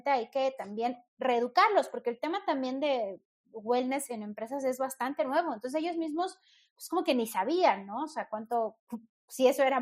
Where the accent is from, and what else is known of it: Mexico